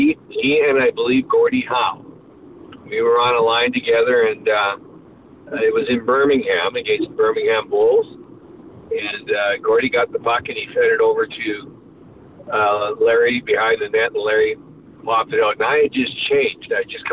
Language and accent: English; Spear, Saskatchewan, Canada; I grew up in Spear, Saskatchewan, which is in the middle of nowhere, Saskatchewan, just north of Saskatoon, mm-hmm. and we didn't even have an indoor hockey rink.